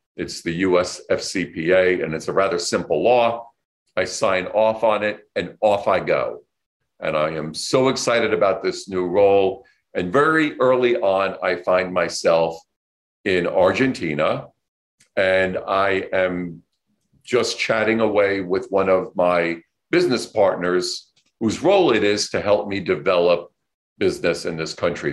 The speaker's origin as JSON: {"language": "English", "town": "New York City", "region": "New York", "country": "United States", "tie": "born or raised there", "said": "I grew up here in New York City"}